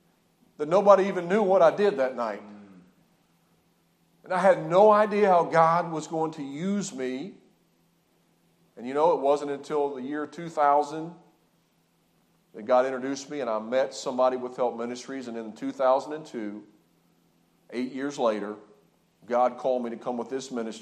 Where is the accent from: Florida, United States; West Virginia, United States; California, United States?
West Virginia, United States; Lewisburg; moved away as an adult; also born or lived in Hanau, Germany; I grew up in the Lewisburg, West Virginia area